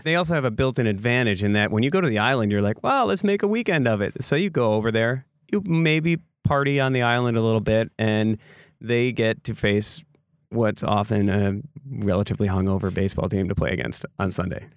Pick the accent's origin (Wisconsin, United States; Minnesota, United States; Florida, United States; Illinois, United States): Wisconsin, United States; Door County; growing up in Door County